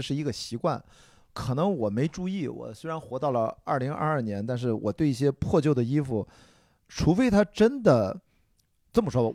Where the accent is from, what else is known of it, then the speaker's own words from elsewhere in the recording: Qingdao, Shandong, China; 我们山东人，我再清早长大，从小就有生吃大葱、 生吃蒜头的习惯